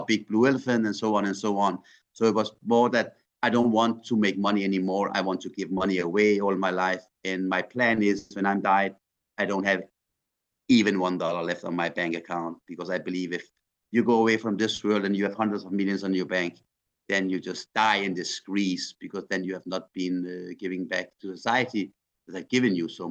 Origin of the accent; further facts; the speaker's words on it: Iran; now in Denmark; I'm from Iran